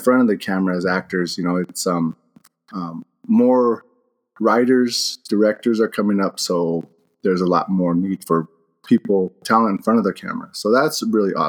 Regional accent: Pinon, Arizona, United States; moved away as an adult; also born or lived in Flagstaff, Arizona / Colorado; now in New Mexico, United States; I'm from the Navajo Nation. I grew up out there in Arizona, Flagstaff, all over the Navajo Nation. Pinon mainly is where I'm from

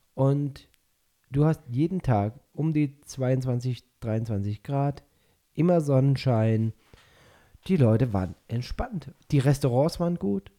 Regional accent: Binau / Schefflenz area, Baden-Württemberg, Germany; born or raised there; now in Peru

